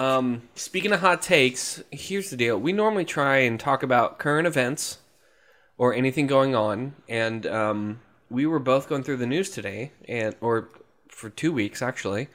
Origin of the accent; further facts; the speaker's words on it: Jacksonville, Florida, United States; We're from Jacksonville.